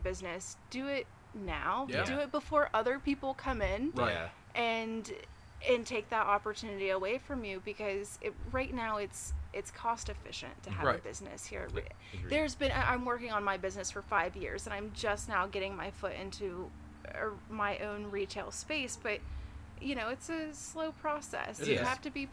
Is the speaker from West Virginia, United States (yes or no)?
yes; West Virginia, United States; Growing up in West Virginia, I was ashamed to be from Appalachia